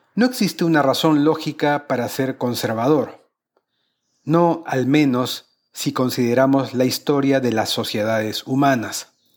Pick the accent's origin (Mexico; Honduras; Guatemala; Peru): Peru; mi país